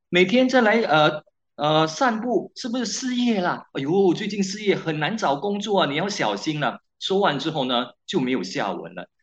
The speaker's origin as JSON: {"language": "Chinese", "country": "Malaysia", "said": "我们马来西亚人"}